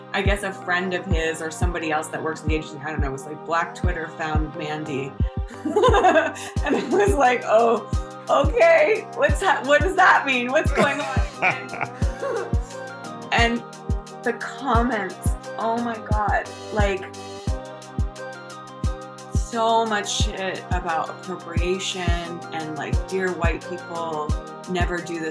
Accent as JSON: {"language": "English", "country": "Canada", "moved": "as an adult", "lives_now": "United States", "said": "I'm Canadian"}